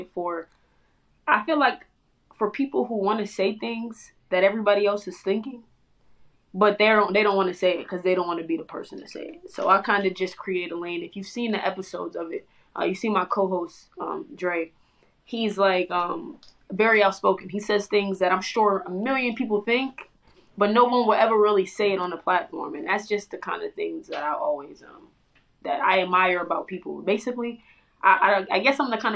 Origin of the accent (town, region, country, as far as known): Florida, United States; born or raised there; also born or lived in Bronx, New York